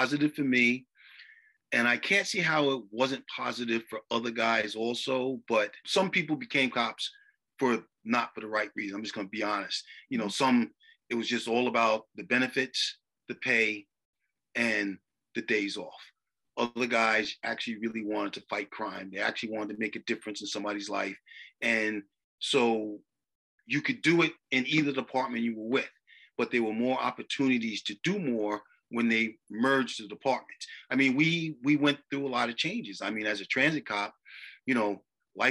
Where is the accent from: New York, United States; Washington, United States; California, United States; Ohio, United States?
New York, United States; New York City; growing up on Staten Island, you know, living in West Brighton and Manners Harbor